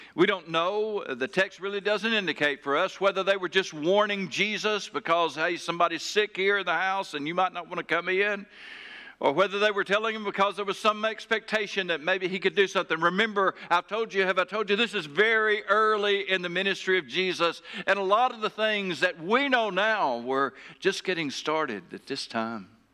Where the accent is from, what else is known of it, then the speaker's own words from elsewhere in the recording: Taylor, Arkansas, United States; my hometown, uh, Taylor, Arkansas.